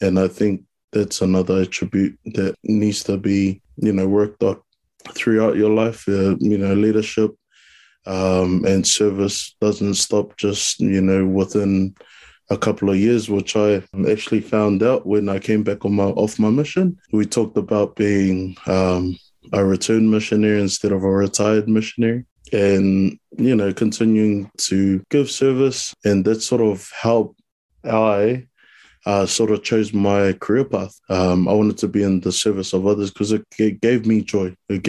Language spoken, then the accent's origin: English; New Zealand; So I was born in New Zealand, obviously full Samoan, brought up around my culture